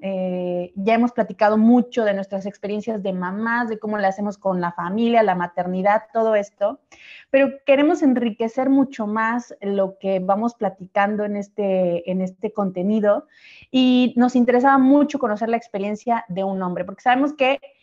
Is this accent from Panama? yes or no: no; Mexico; now in Sardinia, Italy; nuestras experiencias como mexicanas eh, lejos de nuestro país